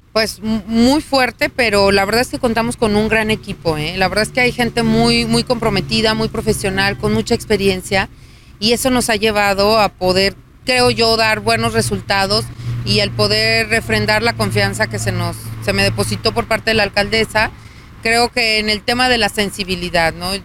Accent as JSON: {"language": "Spanish", "region": "Aguascalientes", "country": "Mexico", "tie": "born or raised there", "said": "Yo soy de Aguascalientes, nací aquí, vivo aquí y seguiré viviendo aquí seguramente"}